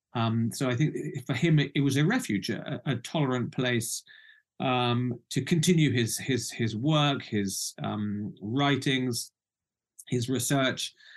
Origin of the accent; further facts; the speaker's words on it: United Kingdom; also born or lived in Baghdad; now in Norfolk, United Kingdom; I'm I'm British. Uh, I come from the UK